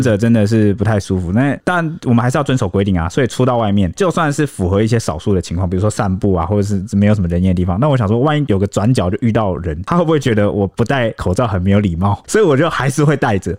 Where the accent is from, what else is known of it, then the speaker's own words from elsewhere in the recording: Taiwan; 我们台湾人